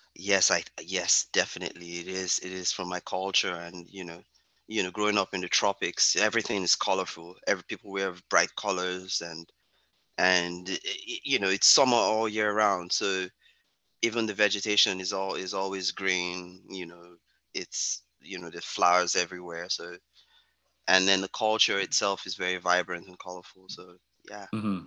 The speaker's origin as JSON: {"language": "English", "region": "Lagos", "country": "Nigeria", "tie": "born or raised there", "moved": "yes", "lives_now": "Nova Scotia, Canada", "said": "I grew up in the bustling city of Lagos"}